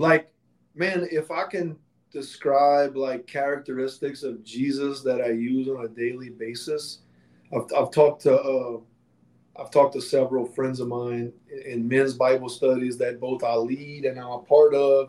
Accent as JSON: {"language": "English", "region": "Louisiana", "country": "United States", "said": "I'm from Louisiana."}